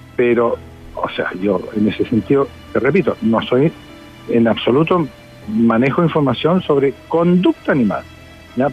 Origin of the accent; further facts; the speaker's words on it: Chile; Como muchos chilenos creo en Dios